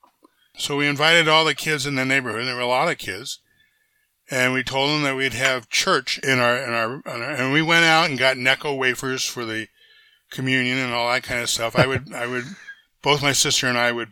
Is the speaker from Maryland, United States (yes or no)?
yes; Silver Spring, Maryland, United States; also born or lived in Baltimore, Maryland / Washington, D.C.; now in Goleta, United States; I was born in Baltimore, lived a little bit of time in Southeast Washington and Anacostia, and then we moved out to Silver Spring, Maryland, a suburb, Montgomery County, where I went to elementary school